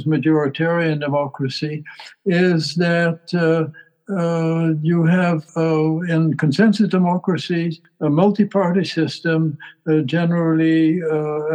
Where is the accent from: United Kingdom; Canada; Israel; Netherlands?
Netherlands; growing up in the Netherlands